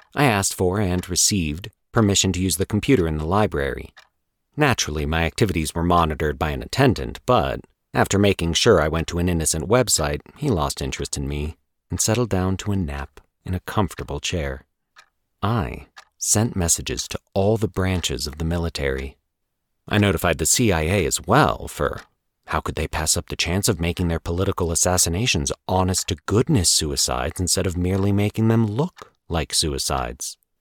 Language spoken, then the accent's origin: English; Colorado, United States; moved away as an adult; also born or lived in New York City; I get to stay in beautiful Colorado, my home state